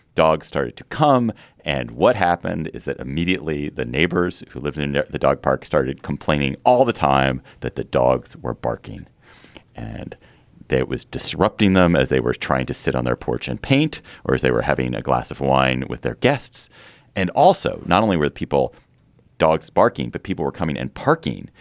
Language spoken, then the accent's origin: English; Washington, District of Columbia, United States; I grew up in Chevy Chase, D C, so it's very familiar to me